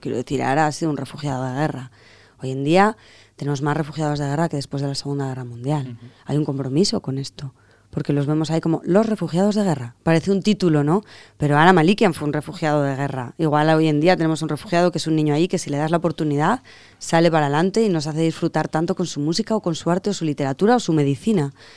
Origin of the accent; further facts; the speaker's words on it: Zaragoza, Aragon, Spain; Zaragoza, que es mi tierra y la tuya